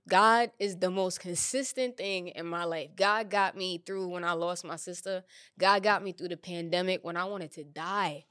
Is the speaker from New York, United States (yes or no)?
yes; New York City, New York, United States; moved away as an adult; now in Los Angeles, United States; New York is everything to me. It's my my hometown